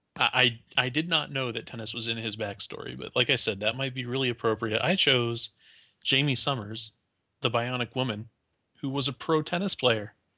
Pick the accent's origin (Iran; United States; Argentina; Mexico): United States; as an American